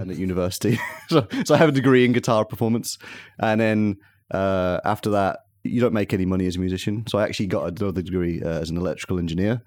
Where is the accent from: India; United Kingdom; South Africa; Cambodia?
United Kingdom; moved away as an adult; now in Tokyo, Japan; I'm a British man.